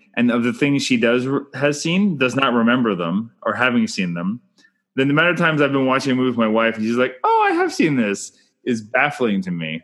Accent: Canada

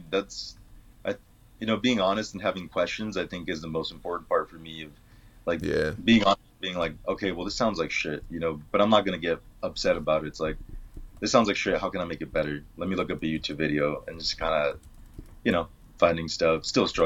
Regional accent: Mexico; born there; Us being like I was born in Mexico, um, yeah. so like having a lot of family and that's just always a part of who we are.

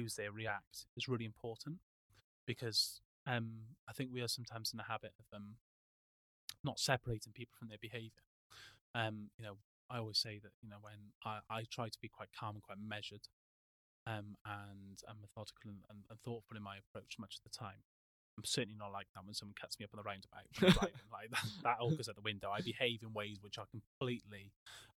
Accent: Wales, United Kingdom; moved away; I'm Welsh

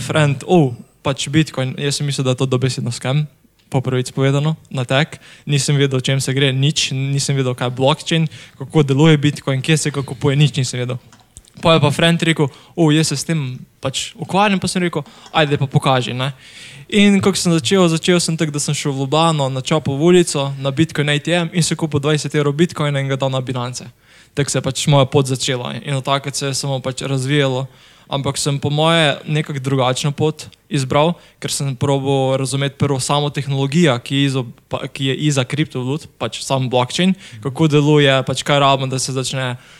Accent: Semič, Southeast Slovenia, Slovenia; sem iz Bele krajine oziroma Semiča

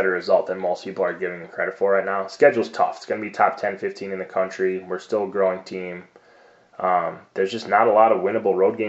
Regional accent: Cleveland, Ohio, United States; moved away; also born or lived in Colorado; I'm from Cleveland

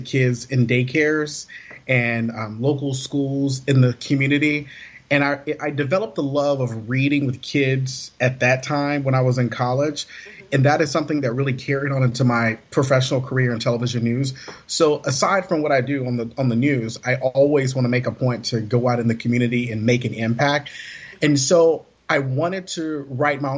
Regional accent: Alabama, United States; growing up in Alabama, you know, I wasn't raised to eat asparagus

